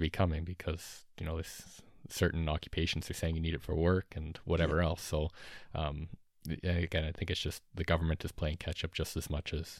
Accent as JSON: {"language": "English", "country": "Australia", "said": "But, you know, as an Australian, when you land"}